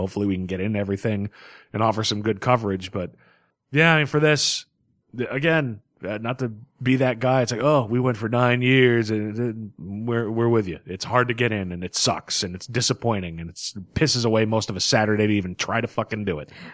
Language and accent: English; Boston, Massachusetts, United States; as a Bostonian